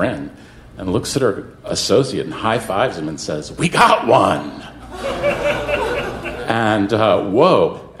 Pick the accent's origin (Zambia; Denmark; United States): United States; New York; I'm from New York